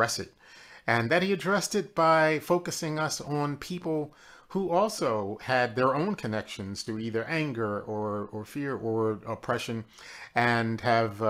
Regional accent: Philadelphia, Pennsylvania, United States; I grew up in Philadelphia, Pennsylvania

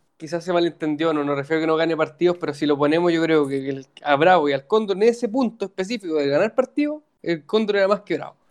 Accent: Chile; lo digo como chileno

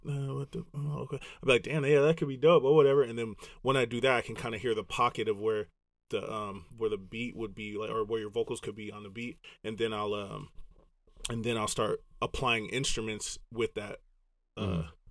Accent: Los Angeles, California, United States; accent: Southern SoCal surfer boy; also born or lived in Grand Rapids, Michigan; I'm from the West Coast

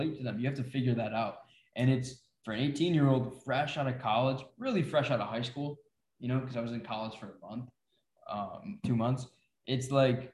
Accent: Syracuse, New York, United States; I'm from New York, Syracuse

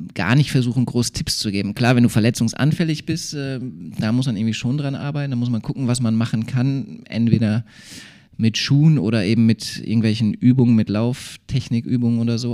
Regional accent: Bottrop, North Rhine-Westphalia, Germany; also born or lived in Bochum; now in Duisburg, Germany; groß geworden bin ich ja in Bottrop, äh, dann Studium in Bochum und jetzt Duisburg.

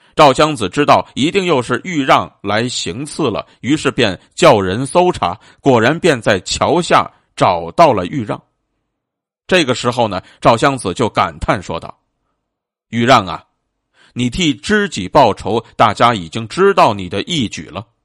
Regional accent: China; 我们中国人呢，自古便是一个热爱生命的民族，但是更是一个崇尚气节的民族

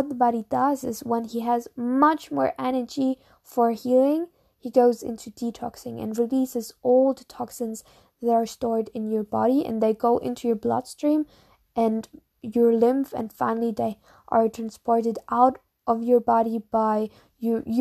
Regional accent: Munich, Bavaria, Germany; English is a second language; I'm from Munich, from Germany

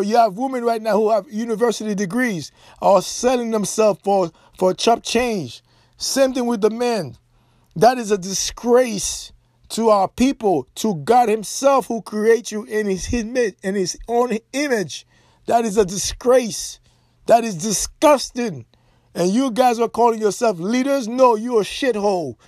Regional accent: Haiti; moved away; Growing up in Haiti, I was oblivious

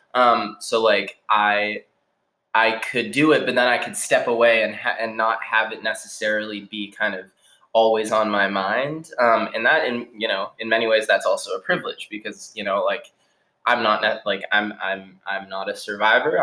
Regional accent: Newton, Massachusetts, United States; also born or lived in Colorado / Somerville; I grew up in Newton

